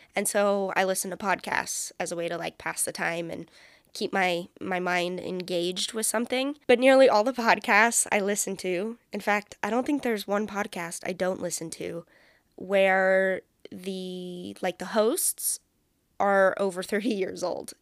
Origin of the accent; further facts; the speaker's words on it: San Francisco Bay Area, California, United States; also born or lived in Central Valley, California; I'm a California girl, born and raised. I was born in the Bay Area, like, the San Francisco Bay Area